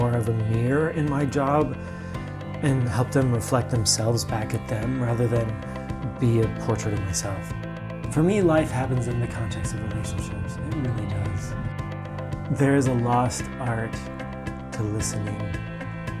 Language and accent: English; South Jordan, Utah, United States; also born or lived in Provo, Utah; now in Lehi, United States; I grew up in South Durin, Utah.